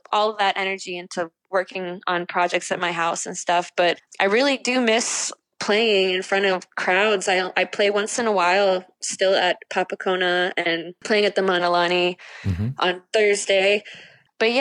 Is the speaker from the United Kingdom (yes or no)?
no; Dominican Republic; moved away; I grew up in the Dominican Republic and speak Spanish